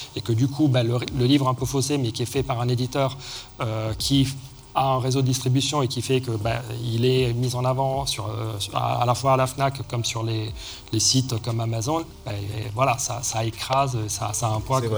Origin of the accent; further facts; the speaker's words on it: Rome, Lazio, Italy; moved away; j'ai grandi à Rome entre autres